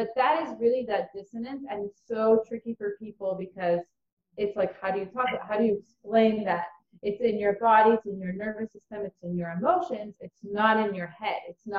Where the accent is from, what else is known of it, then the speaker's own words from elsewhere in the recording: Ukraine; born there; moved away; also born or lived in Israel; So I was born in Ukraine, and my family was always really into just finding the best life for themselves. And so they decided to move from Ukraine to Israel as soon as communism allowed it.